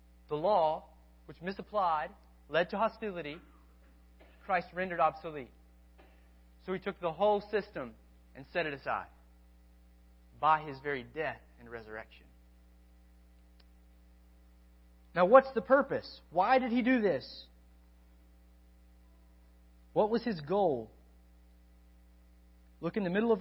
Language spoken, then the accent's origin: English; United States; I'm still an American